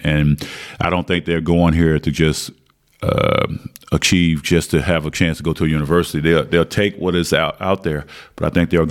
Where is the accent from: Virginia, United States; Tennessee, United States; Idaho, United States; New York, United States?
Virginia, United States; Martinsville; moved away as an adult; now in Belgium; growing up in Martinsville, Virginia, which the population is probably 50,000, 75,000 max, uh, that's all we had school and basketball